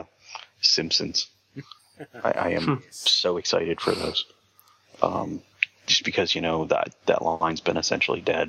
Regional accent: Michigan, United States; moved away as an adult; now in Indiana, United States; I grew up in Michigan.

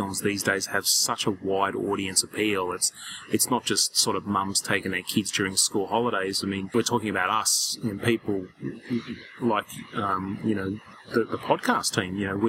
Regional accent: Australia

